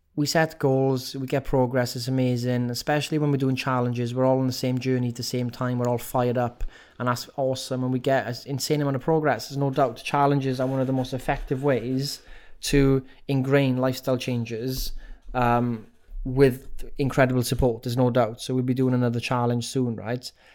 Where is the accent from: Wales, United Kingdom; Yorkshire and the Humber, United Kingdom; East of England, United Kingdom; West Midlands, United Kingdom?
Wales, United Kingdom; accent: Welsh; my Welsh accent